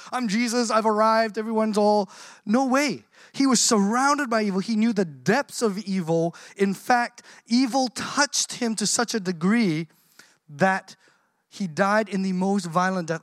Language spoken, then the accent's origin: English; Australia; I grew up here in Australia.